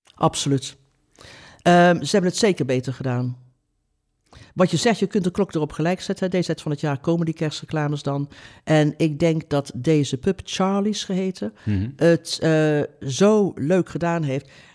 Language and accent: Dutch; Oosterhout, North Brabant, Netherlands; Oosterhout, waar ik vandaan kom